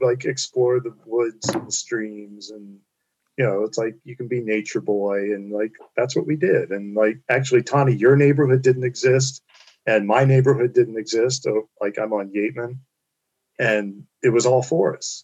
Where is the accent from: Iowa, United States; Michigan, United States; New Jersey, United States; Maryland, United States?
Maryland, United States; Kemp Mill; growing up in Kent Mill